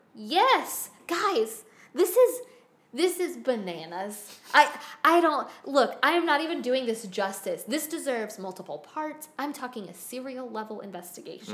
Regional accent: the South, United States; as a Southerner

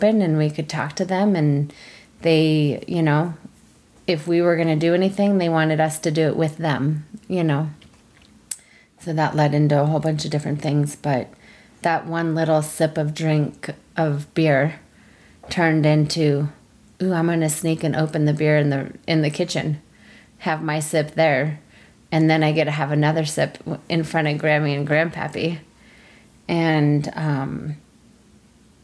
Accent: Lafayette, Colorado, United States; also born or lived in Denver, Colorado / Indian reservation; I was born in Denver, Colorado, and I grew up the majority of my life in Lafayette, Colorado

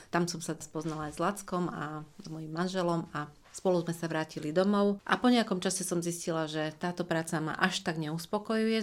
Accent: Košice, Košice Region, Slovakia; also born or lived in Krupina / Saint Petersburg; narodila som sa v Krupine, okres Zvolen ale takmer celý život som prežila v Košiciach, teda asi od 4 rokov som v Košiciach, takže sa považujem za hrdú Košičanku

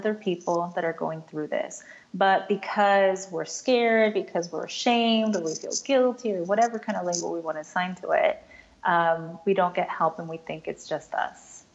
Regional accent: United States; I'm Latina, I'm Mexican American

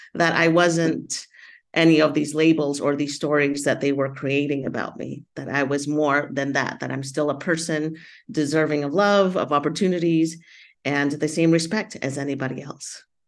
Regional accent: United States; I grew up in the United States as an immigrant, Latina

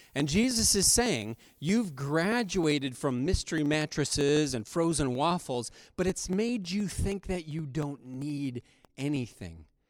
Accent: United States; modern American Christians

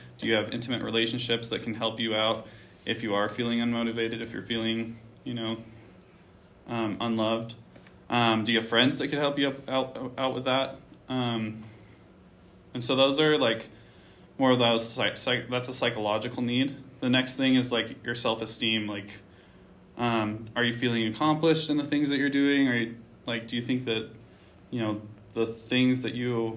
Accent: Panguitch, Utah, United States; I'm from Panguitch, Utah

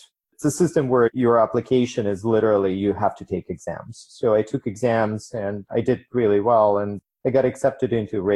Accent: Ukraine; moved away as an adult; now in United States; I immigrated from Ukraine when I was 18, came to the United States with an electrical engineering degree

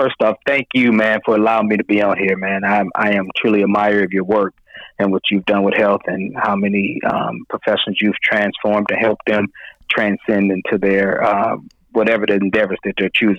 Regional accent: Detroit, Michigan, United States; moved away as an adult; also born or lived in Mississippi; And so I'm born and raised in Detroit, so I'm known by everybody in Detroit as

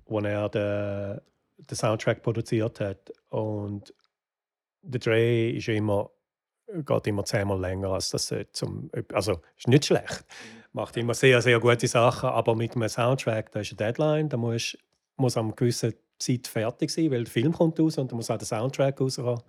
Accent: Wattwil, St. Gallen, Switzerland; moved away as an adult; now in Los Angeles, United States; ich bin am Toggenburg aufgewachsen

